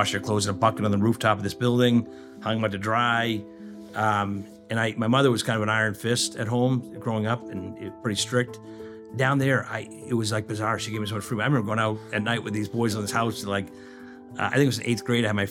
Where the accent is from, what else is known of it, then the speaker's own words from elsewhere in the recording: Danvers, Massachusetts, United States; now in Chicago, United States; I grew up in the Boston area, just north of the city, Danvers, which nobody ever knows